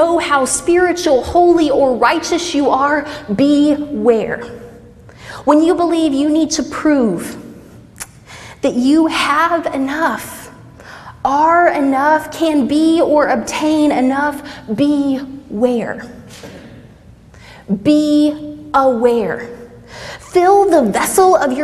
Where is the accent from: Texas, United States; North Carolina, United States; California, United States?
Texas, United States; Southeast; I grew up pretty poor in Southeast Texas